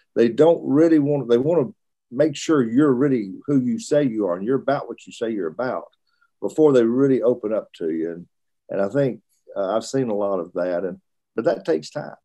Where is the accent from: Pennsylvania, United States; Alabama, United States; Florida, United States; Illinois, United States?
Alabama, United States; Russellville; also born or lived in Birmingham, Alabama / Richmond, Virginia / Florence, Alabama; Moved back to Alabama when I was in school age. Uh, lived in Russellville, uh, Alabama, which is my father preached there for a number of years while I was through high school